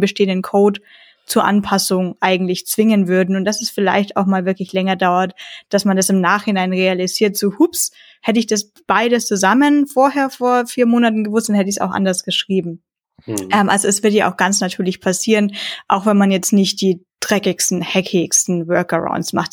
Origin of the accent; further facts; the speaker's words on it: Franconia, Bavaria, Germany; als Franke